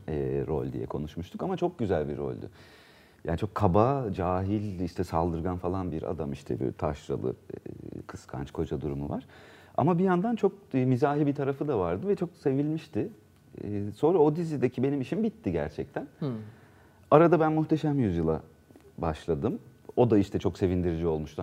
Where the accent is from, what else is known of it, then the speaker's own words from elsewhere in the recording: Ankara, Turkey; also born or lived in Isparta / Burdur / Antalya; 2 yaşındayken Ankara'ya zaten gelmişler. Ben hep Ankara'da